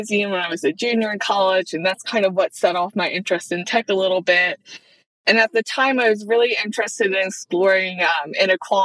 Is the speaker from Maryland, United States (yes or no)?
yes; Maryland, United States; accent: Maryland; I grew up about an hour outside of Baltimore, though. So I am a Marylander, diehard, born and raised.